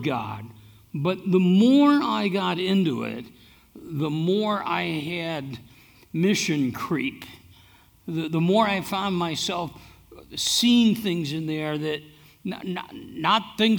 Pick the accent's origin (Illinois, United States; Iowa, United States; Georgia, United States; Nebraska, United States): Iowa, United States; now in Gilbert, United States; I'm from Iowa.